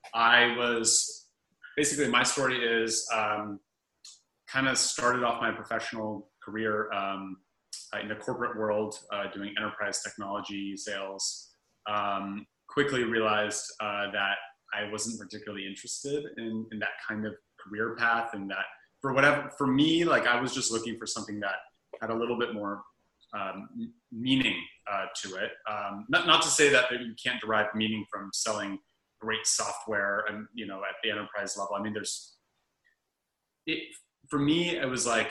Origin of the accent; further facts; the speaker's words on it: Berkeley, California, United States; also born or lived in Santa Barbara, California; I'm from Berkeley, California originally